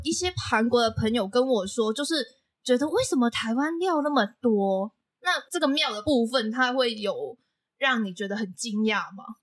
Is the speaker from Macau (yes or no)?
yes; Macau; now in Taiwan; 我是来自澳门的